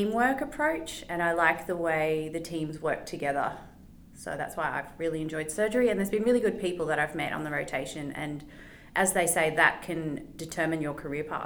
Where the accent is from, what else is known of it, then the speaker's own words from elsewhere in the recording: Lismore, New South Wales, Australia; also born or lived in Coffs Harbour / Brisbane; now in Sydney, Australia; I'm from a very country regional town called Lismore